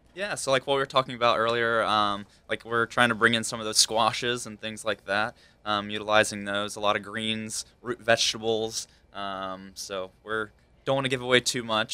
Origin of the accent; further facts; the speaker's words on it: Hickory, North Carolina, United States; accent: southern; moved away; I grew up in Hickory, North Carolina